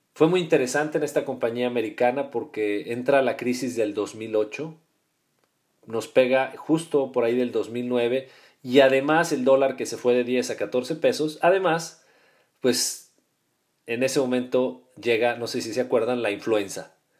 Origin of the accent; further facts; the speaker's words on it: Guadalajara, Jalisco, Mexico; also born or lived in Mexico City; nosotros nacimos en el Distrito Federal y nos cambiamos muy, muy chicos, yo tendría siete años, nos venimos a vivir a la ciudad de Guadalajara